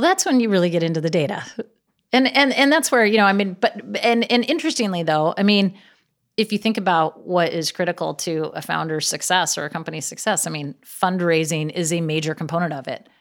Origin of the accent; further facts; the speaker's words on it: Gig Harbor, Washington, United States; now in Los Angeles, United States; I grew up in Seattle, actually in a little town outside of Seattle called Gig Harbor